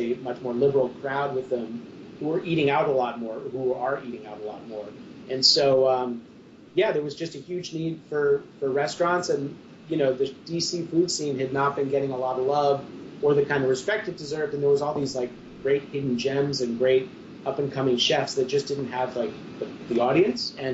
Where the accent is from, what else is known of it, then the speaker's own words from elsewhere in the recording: Central New York, United States; moved away; I grew up in Central New York